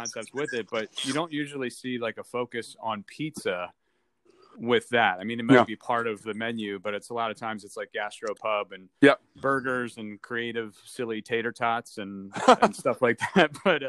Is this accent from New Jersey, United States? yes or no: yes; Northfield, New Jersey, United States; You grew up in Summers Point. I grew up in Northfield. We play soccer together.